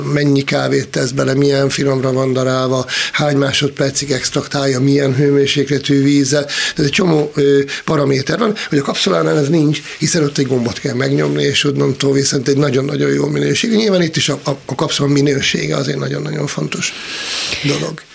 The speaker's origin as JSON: {"language": "Hungarian", "town": "Szolnok", "region": "Jász-Nagykun-Szolnok", "country": "Hungary", "said": "én vidékről származom, Szolnokról"}